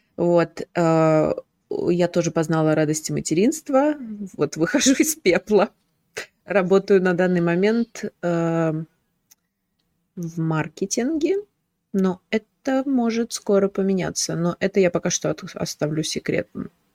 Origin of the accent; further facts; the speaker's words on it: Moscow, Russia; я из Москвы